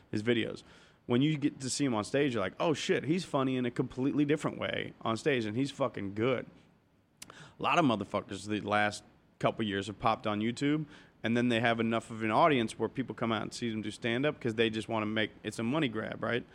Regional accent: Cincinnati, Ohio, United States; moved away as an adult; also born or lived in Arizona; now in Los Angeles, United States; I grew up in Cincinnati

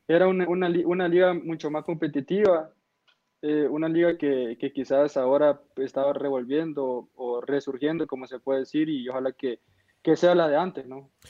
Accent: El Salvador; como salvadoreño

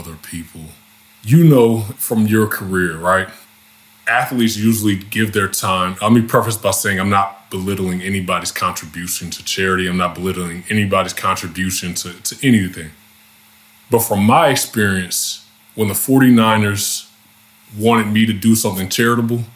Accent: Louisiana, United States; my home state

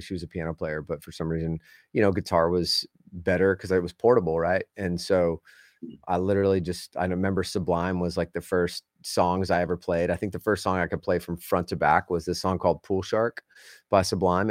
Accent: Southern California, United States; moved away; I grew up in Southern California

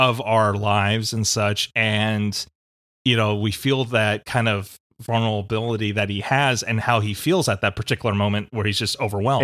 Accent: United States; as American audiences

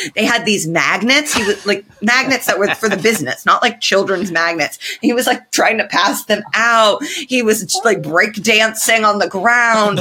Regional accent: Indiana, United States; I'm from Indiana.

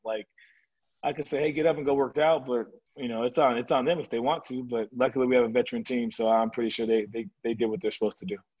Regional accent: California, United States; I grew up in California

